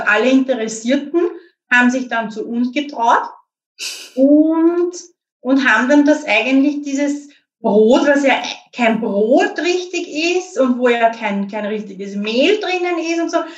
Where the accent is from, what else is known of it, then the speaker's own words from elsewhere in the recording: Lower Austria, Austria; ich bin auch aus Niederösterreich, aber halt näher an der Stadt